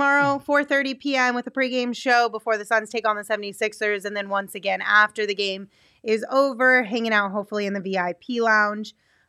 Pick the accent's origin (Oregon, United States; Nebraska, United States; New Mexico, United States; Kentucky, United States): New Mexico, United States; now in Arizona, United States; I grew up in New Mexico. Now I live in Arizona. What is this?